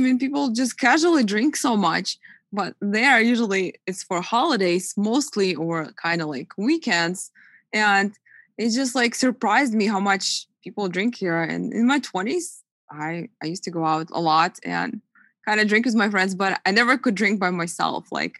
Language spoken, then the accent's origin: English; Russia; now in United States; I'm originally from Russia, and everybody says in Russia, we drink a lot and all that. But not until I came to US, I noticed the difference.